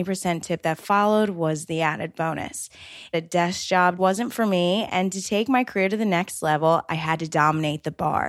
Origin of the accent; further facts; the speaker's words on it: right outside of Atlantic City, New Jersey, United States; moved away as an adult; now in New York City, United States; I was born and raised right outside of Atlantic City, New Jersey